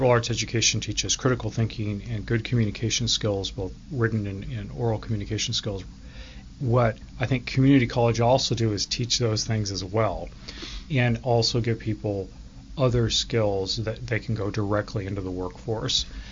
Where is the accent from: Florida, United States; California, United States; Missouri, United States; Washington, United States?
Washington, United States; Enumclaw; also born or lived in Oak Harbor, Washington / Seattle, Washington; I grew up here in Washington State, grew up in Enumclaw, and then went to Seattle University